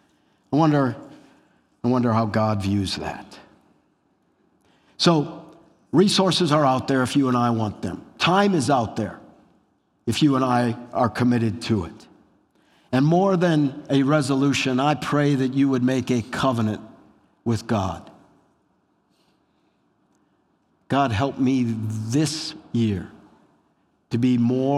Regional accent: Wisconsin, United States; I grew up in Wisconsin

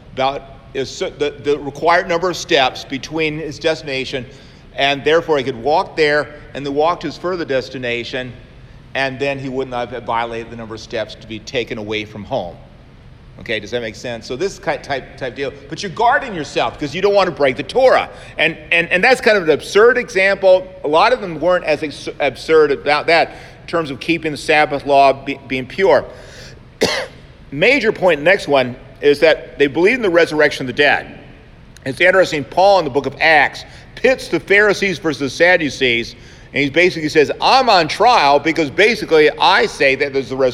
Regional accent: Savannah, Georgia, United States; when I was growing up in Savannah, Georgia

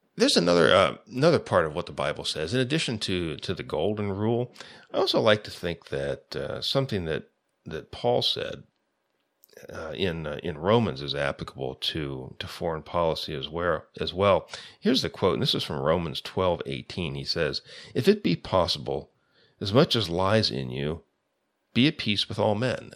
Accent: United States; as an American

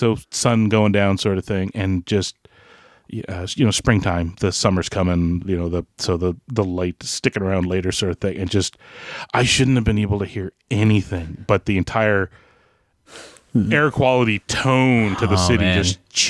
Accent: Canada; As a Canadian

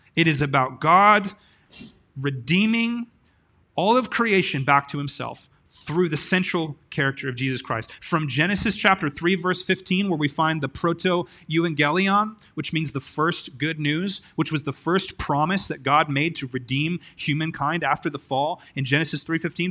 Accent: Grants Pass, Oregon, United States; I'm from a place called Grants Pass, and I live on tenth street in Grants Pass.

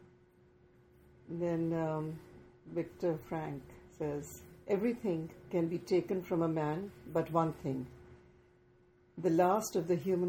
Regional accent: Pakistan; I'm a Pakistani living in an urban area

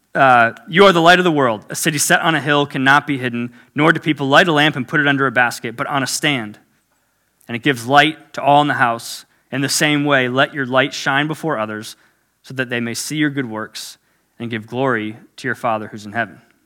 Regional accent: South Florida, United States; I was born and raised in South Florida, so native Floridian

